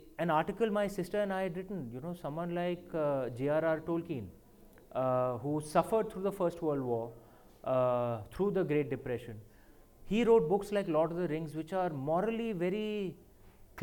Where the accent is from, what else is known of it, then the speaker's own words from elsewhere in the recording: India; moved away as an adult; now in London, United Kingdom; as an Indian